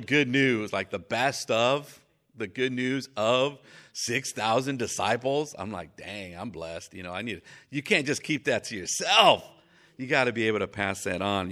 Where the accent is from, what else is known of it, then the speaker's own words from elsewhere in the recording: Mexico; moved away; I was raised in Mexico